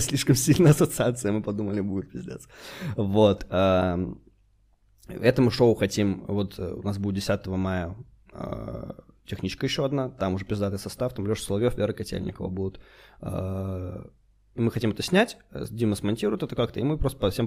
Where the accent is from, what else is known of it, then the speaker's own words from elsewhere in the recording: Khabarovsk, Khabarovsk Krai, Russia; moved away; Мы же ещё в Хабаровске когда были